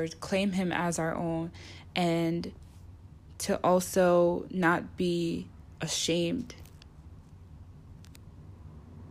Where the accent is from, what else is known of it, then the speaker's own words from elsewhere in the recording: United States; I'm from America